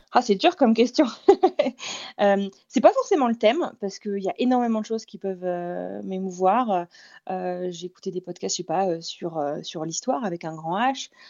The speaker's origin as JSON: {"language": "French", "country": "France", "moved": "yes", "said": "je suis française moi-même"}